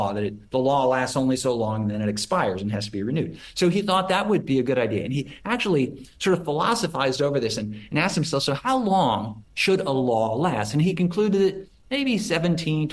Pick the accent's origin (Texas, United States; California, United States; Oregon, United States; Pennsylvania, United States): Oregon, United States; Portland; now in Austin, United States; because I'm from Oregon, grew up in Oregon